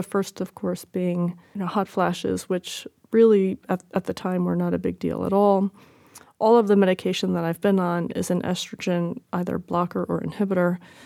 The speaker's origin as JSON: {"language": "English", "region": "Connecticut", "country": "United States", "also_born_or_lived": "Australia", "moved": "yes", "said": "I'm 52. I'm from Connecticut."}